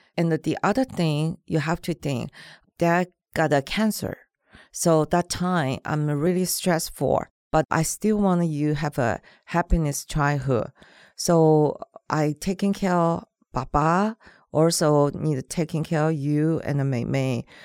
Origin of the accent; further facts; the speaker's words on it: Taiwan; first language Mandarin; English is a second language; moved away as an adult; now in Los Angeles, United States; I grew up in Taiwan, so my mother language is Mandarin